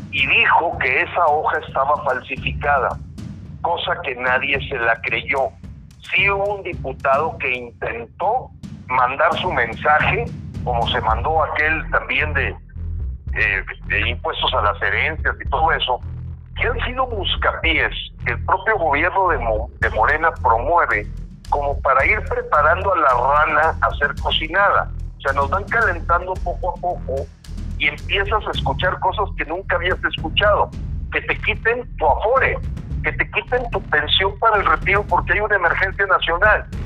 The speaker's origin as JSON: {"language": "Spanish", "country": "Mexico"}